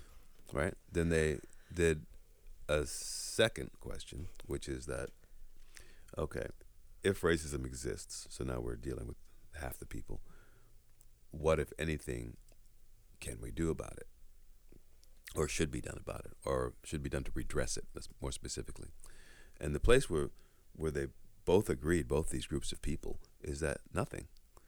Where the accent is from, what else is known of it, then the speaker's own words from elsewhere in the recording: United States; I'm Canadian and American, but I grew up in the U.S.